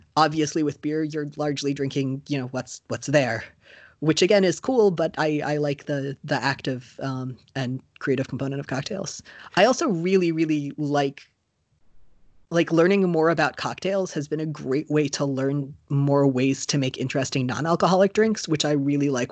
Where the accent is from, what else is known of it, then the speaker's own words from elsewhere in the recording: Florida, United States; I moved there just before I turned seven.